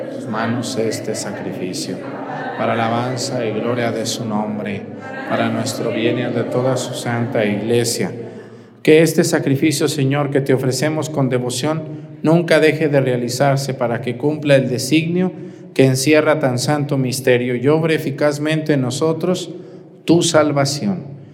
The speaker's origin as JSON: {"language": "Spanish", "town": "Mexticacán", "region": "Jalisco", "country": "Mexico", "tie": "born or raised there", "moved": "yes", "said": "El padre Gabriel, que es el señor cura de mi pueblo y que es compañero mío del seminario y amigo, un saludo al padre Gabriel en Mesticacán"}